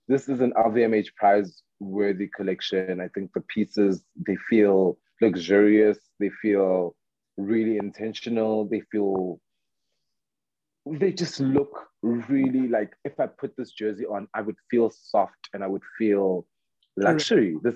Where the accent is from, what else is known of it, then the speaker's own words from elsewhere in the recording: South Africa; I am like I'm proudly South African and I love us and I feel like we deserve the platform.